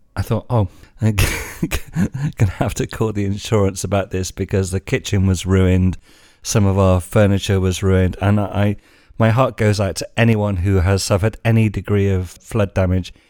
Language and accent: English; England, United Kingdom; moved away as an adult; now in Spain; being English